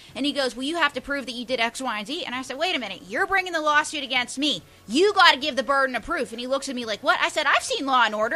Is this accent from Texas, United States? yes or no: no; Pittsburgh, Pennsylvania, United States; now in New York, United States; I'm from Pittsburgh.